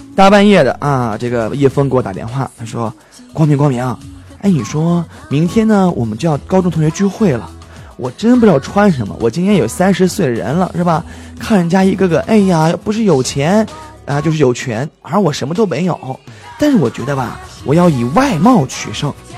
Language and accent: Chinese; Henan, China; 我是河南人